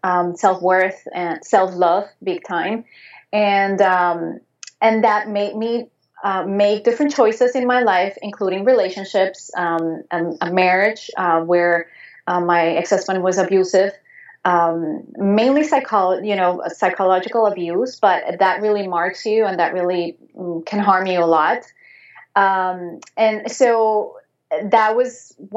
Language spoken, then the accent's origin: English; Venezuela; English is a second language; moved away; also born or lived in Spain; I was growing up in Venezuela, in South America, and back then I was not living in the capital of the city